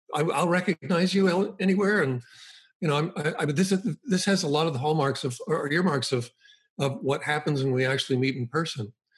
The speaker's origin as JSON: {"language": "English", "town": "Boston", "region": "Massachusetts", "country": "United States", "tie": "born or raised there", "said": "I grew up in the Boston area"}